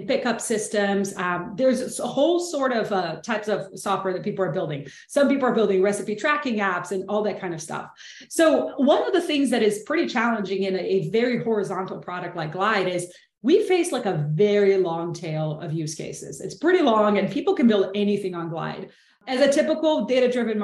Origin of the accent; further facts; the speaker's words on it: Brazil; English is a second language; moved away; I'm originally from Brazil, so I hope you enjoy the accent.